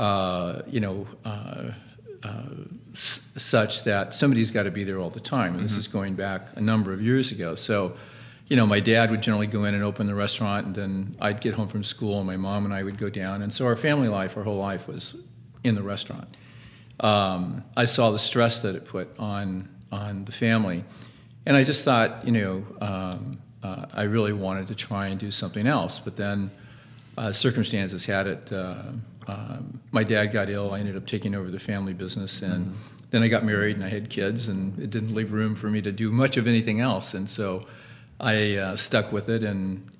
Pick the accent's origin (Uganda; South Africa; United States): United States; Los Angeles, California; my parents had restaurants in Los Angeles. I grew up in Hollywood.